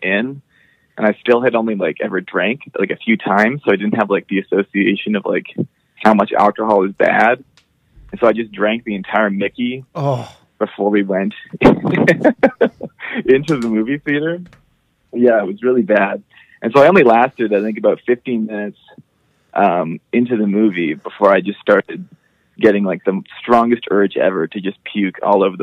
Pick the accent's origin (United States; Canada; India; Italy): Canada; Alberta; I'm from Alberta.